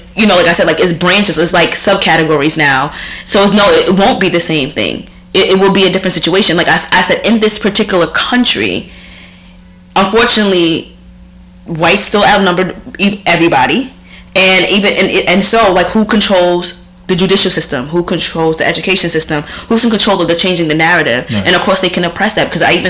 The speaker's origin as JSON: {"language": "English", "region": "Deep South", "country": "United States", "tie": "born or raised there", "said": "And when growing up in the Deep South, that's what racism was."}